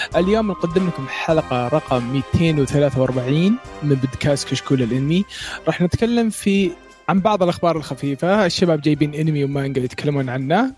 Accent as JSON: {"language": "Arabic", "country": "Saudi Arabia", "said": "عندنا في السعودية"}